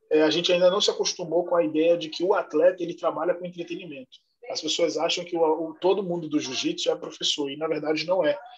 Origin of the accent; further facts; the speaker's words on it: Salvador, Bahia, Brazil; now in São Paulo, Brazil; eu sou de Salvador, Bahia. Moro em São Paulo há nove anos e eu vim para cá para começar um projeto social.